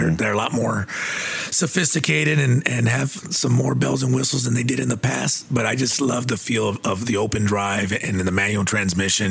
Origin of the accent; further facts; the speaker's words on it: Harlingen, Texas, United States; I grew up in Harlingen, close to the island